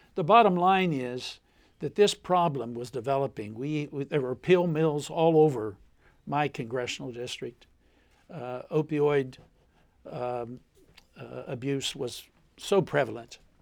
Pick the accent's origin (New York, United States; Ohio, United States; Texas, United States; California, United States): Ohio, United States; Lucasville; also born or lived in Appalachia; my hometown of Lucasville, Ohio